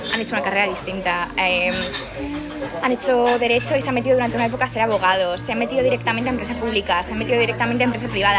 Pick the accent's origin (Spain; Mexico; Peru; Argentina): Spain; Zaragoza, Aragon; moved away as an adult; also born or lived in Logroño / Castellón / Huesca; now in Manchester, United Kingdom; nací en Zaragoza, eh, viví durante dos años en Logroño, luego estudié en Zaragoza, en Montessori, de hecho. Me mudé a Castellón cuando tenía ocho años, viví cuatro años ahí